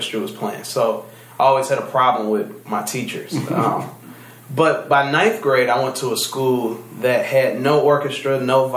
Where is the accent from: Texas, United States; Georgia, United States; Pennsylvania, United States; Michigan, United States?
Michigan, United States; Detroit; the different R&B things that we grew up listening to, since I'm from Detroit